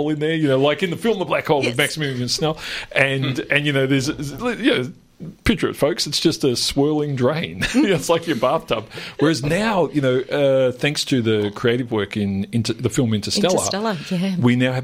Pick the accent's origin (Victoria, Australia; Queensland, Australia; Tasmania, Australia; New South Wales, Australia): Victoria, Australia; Melbourne; growing up in Melbourne, it was different. Mm-hmm. You know, like I was just 15 k's from the CBD where I grew up in Yarraville